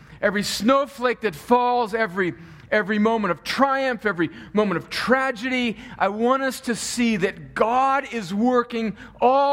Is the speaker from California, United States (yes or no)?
yes; El Centro, California, United States; moved away; my hometown of El Centro